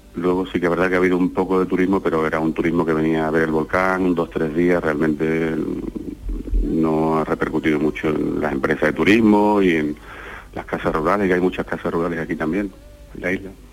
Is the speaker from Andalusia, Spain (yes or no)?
yes; Algeciras, Andalusia, Spain; now in La Palma, Spain; toda mi familia que está en Algeciras, yo soy de Algeciras